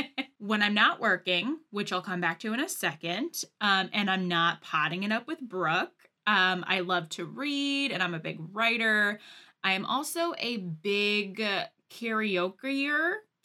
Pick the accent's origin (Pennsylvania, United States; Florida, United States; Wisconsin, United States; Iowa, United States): Pennsylvania, United States; now in Connecticut, United States; I'm originally from Pennsylvania.